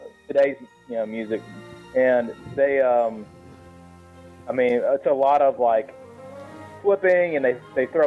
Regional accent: the South, United States; I'm being from the South

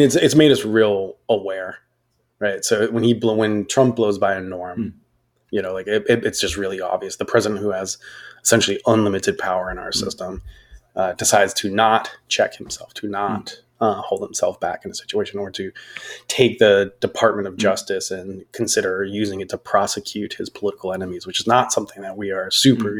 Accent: United States; being an American

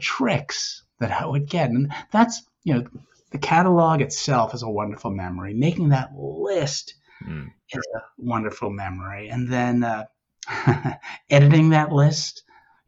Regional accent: Newton, Massachusetts, United States; I grew up in the Boston area, Newton, Mass

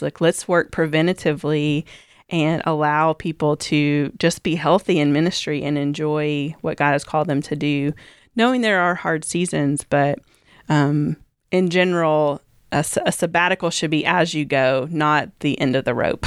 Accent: Kentucky, United States; growing up in, uh, the culture that I grew up in, I just assumed I'm from Kentucky

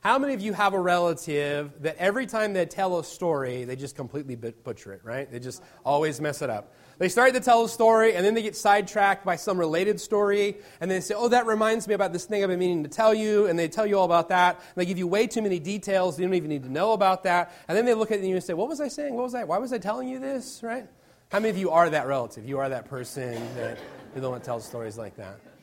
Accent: Virginia Beach, Virginia, United States; now in Indiana, United States; I'm originally from Virginia Beach, Virginia

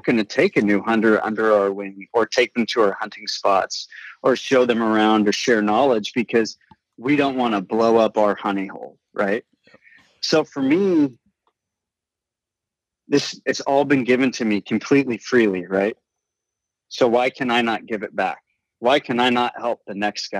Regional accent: Marin County, California, United States; I grew up in Marin County, California, you know, like hunting is not the normal out here

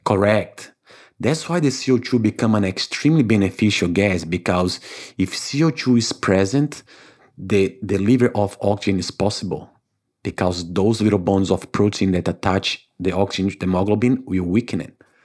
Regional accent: Salvador, Bahia, Brazil; English is a second language; moved away as an adult; also born or lived in Africa / United States / Canada / Saint Martin; now in New Zealand; I was born in Brazil in a town called Salvador, Bahia, which is the northeast of Brazil.

